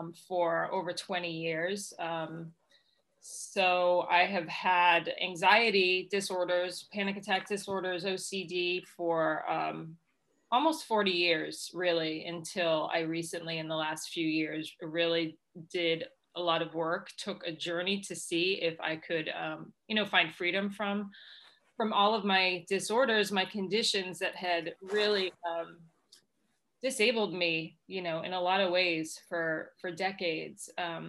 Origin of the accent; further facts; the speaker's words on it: Massachusetts, United States; No, I grew up here. I was born just outside of Boston.